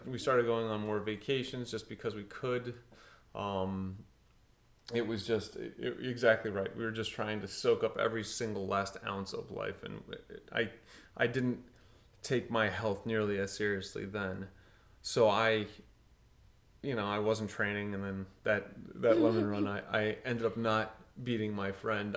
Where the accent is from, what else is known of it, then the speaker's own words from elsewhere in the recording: Portugal; I grew up in Portugal, played a ton of soccer